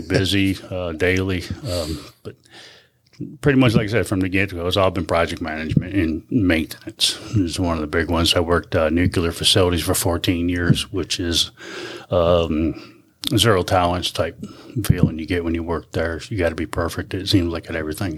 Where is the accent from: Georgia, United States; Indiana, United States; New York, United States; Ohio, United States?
New York, United States; Clinton; I'm from Clinton, New York. So I was born and raised and bred in this area